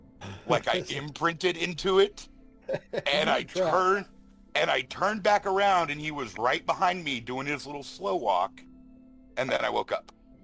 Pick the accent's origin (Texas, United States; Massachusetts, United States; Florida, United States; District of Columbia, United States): Texas, United States; I'm from Texas.